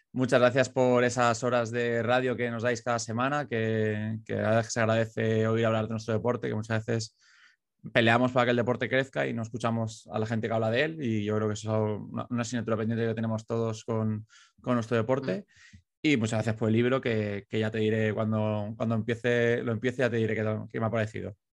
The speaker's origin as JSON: {"language": "Spanish", "town": "Valencia", "region": "Valencian Community", "country": "Spain", "said": "los que somos, somos de la capital"}